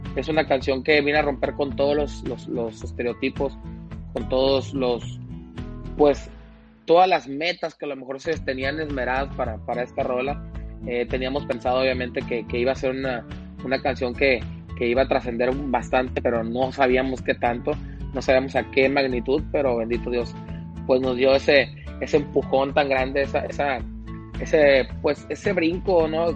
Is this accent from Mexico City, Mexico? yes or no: no; Mazatlán, Sinaloa, Mexico; soy de Mazatlán, he visto lo que la adictiva ha hecho durante todos estos años